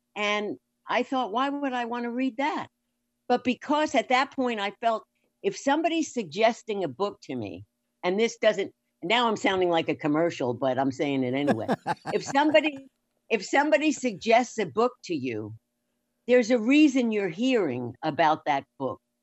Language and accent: English; New York, United States; moved away; also born or lived in Florida / California; I'm born and raised in New York, lived in Florida, moved to California